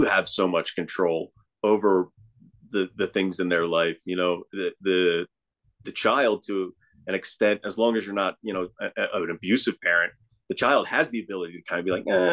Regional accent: Northeast, United States; moved away; I come from the Northeast

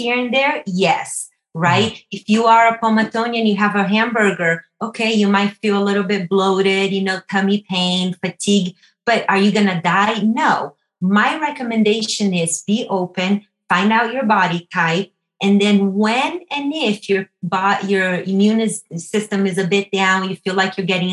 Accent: Brazil; moved away; I'm from Brazil

